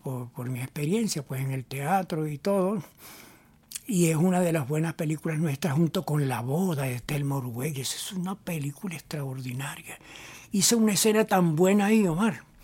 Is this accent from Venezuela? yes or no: yes; Barquisimeto, Lara, Venezuela; como yo soy de Barquisimeto y Alfredo Anzola también es